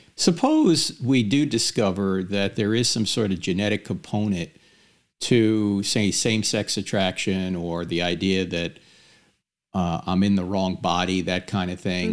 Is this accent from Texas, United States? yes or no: no; New Jersey, United States; moved away; I'm going back to my home state of New Jersey